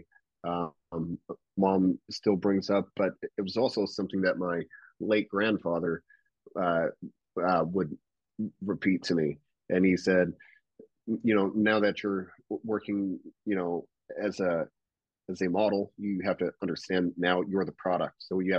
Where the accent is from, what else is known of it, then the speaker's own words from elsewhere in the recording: near Louisville, Kentucky, Indiana, United States; moved away; I flew back home to Indiana